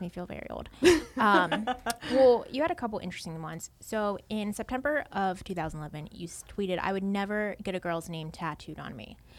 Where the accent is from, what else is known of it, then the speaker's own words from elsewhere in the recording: Baltimore, Maryland, United States; born and raised in Baltimore